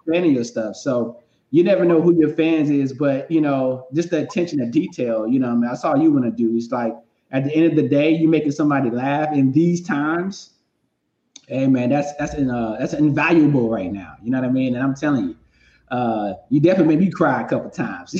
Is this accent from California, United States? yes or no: no; North Carolina, United States; now in Los Angeles, United States; I'm from North Carolina, and so I'm you know from the South